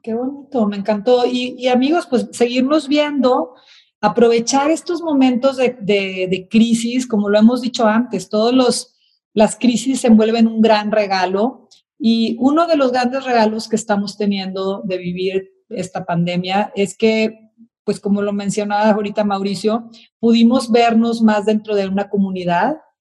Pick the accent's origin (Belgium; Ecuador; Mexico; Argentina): Mexico; los mexicanos somos muy solidarios